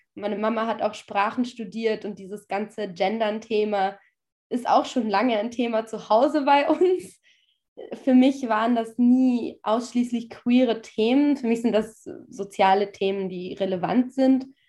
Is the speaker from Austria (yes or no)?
yes; a village in western Austria, Austria; also born or lived in Sweden; now in Vienna, Austria; ich komme ja ursprünglich nicht aus Wien, sondern aus einem Kuhdorf im Westen Österreichs.